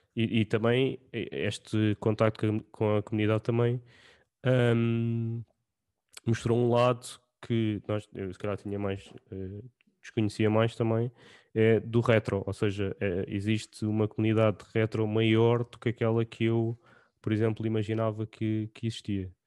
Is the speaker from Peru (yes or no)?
no; Portugal; nós como portugueses